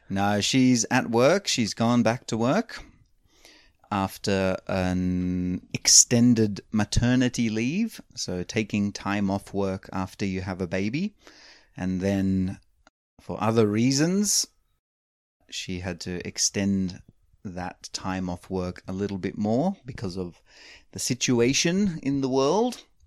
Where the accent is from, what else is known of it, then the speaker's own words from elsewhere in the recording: Australia; moved away; I grew up in Australia